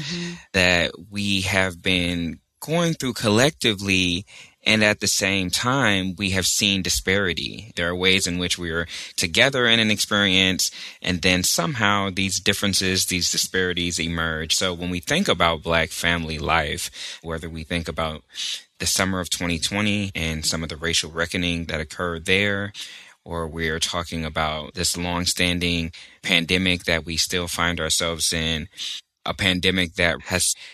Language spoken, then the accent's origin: English; Texas, United States; now in Richmond, United States; I'm also from Texas, and that means a lot to me